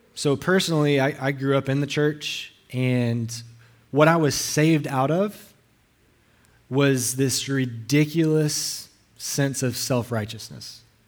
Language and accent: English; Alabama, United States; now in Hawaii, United States; I'm not local. I'm from Alabama. I talk funny